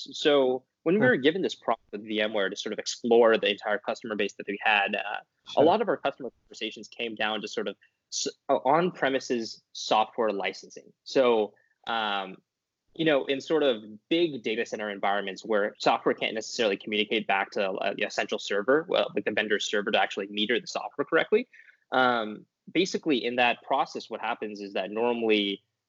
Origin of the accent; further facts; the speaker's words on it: Bakersfield, California, United States; also born or lived in Stanford; I was raised by Indian American parents, Indian parents, and I'm Indian American in Bakersfield.